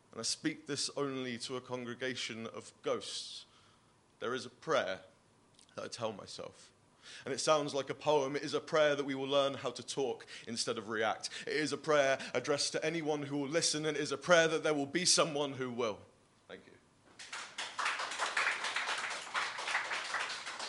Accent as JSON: {"language": "English", "town": "Bristol", "region": "South West England", "country": "United Kingdom", "said": "I'm actually from Bristol"}